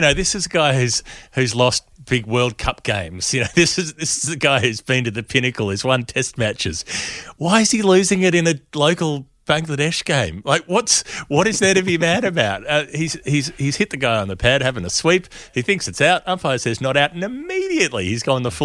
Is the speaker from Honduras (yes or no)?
no; Australia; we're Australian